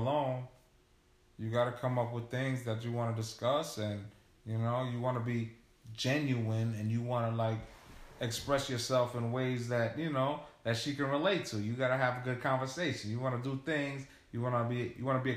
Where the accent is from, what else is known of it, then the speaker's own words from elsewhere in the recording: New York, United States; growing up in New York